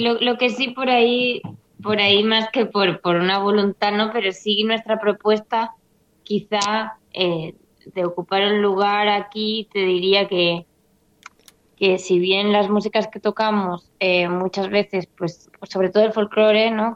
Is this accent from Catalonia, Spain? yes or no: yes; Catalonia, Spain; also born or lived in Argentina; me fui muy pequeñita para España a los tres años y me crié allá.